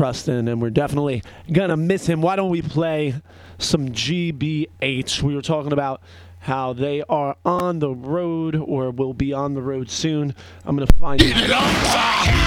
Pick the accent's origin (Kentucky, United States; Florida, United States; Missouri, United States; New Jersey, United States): New Jersey, United States; I'm from Jersey